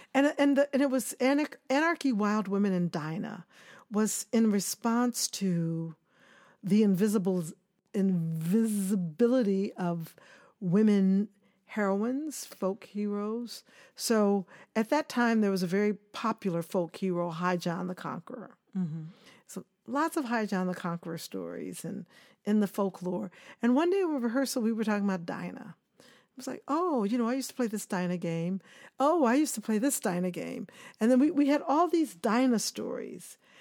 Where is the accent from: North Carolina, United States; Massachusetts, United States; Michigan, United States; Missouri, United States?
Missouri, United States; Kansas City; moved away; also born or lived in Tallahassee, Florida / New York; I grew up in Kansas City, Missouri